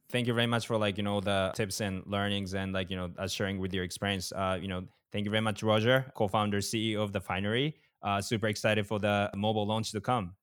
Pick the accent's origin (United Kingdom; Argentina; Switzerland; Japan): Japan; I'm from Japan